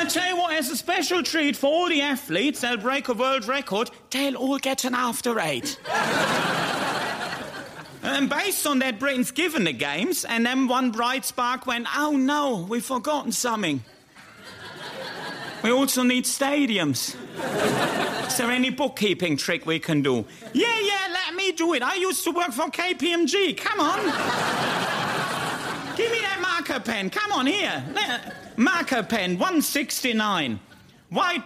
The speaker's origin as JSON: {"language": "English", "town": "Hagen", "region": "North Rhine-Westphalia", "country": "Germany", "moved": "as an adult", "lives_now": "London, United Kingdom", "said": "I'm from Hagen"}